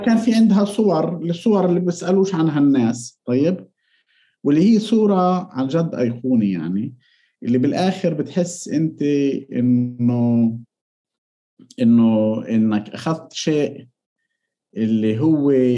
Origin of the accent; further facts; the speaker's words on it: Palestine; عندنا بفلسطين